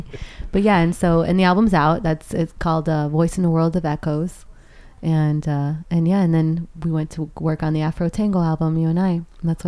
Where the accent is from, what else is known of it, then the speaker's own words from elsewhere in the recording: Miami, Florida, United States; moved away as an adult; also born or lived in Argentina / Boston; now in Los Angeles, United States; I'm living in L.A. currently. I'm from Argentina, and I was raised in Miami.